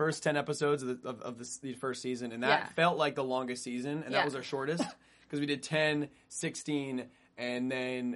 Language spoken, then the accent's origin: English; Vancouver, British Columbia, Canada; now in Los Angeles, United States; I am from Vancouver